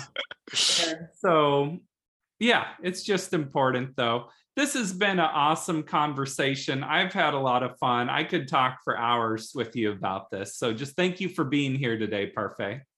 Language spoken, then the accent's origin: English; South Bend, Indiana, United States; I grew up in South Bend, Indiana, where there was a really thriving music scene